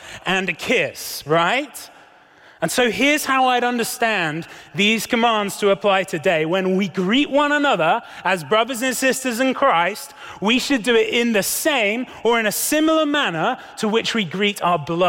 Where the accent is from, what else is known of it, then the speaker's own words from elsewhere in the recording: United Kingdom; As a Brit